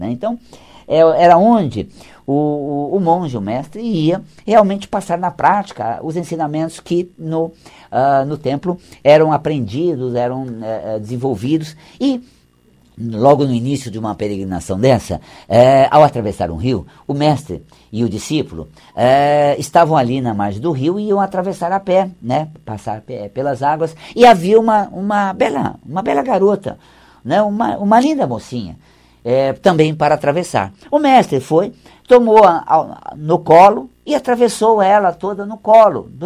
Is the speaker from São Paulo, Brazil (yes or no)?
no; Paraná, Brazil; Eu sou do interior do Paraná, né?